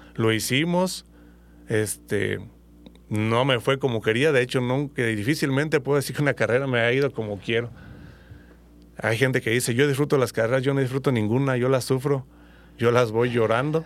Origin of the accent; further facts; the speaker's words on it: Uruapan, Michoacán, Mexico; Soy nativo aquí de Uruapa, Michoacán